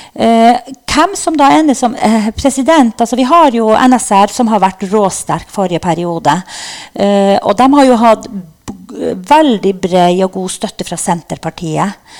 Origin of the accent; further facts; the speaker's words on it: Norway; Vi er jo norsk også, selv om vi er samer.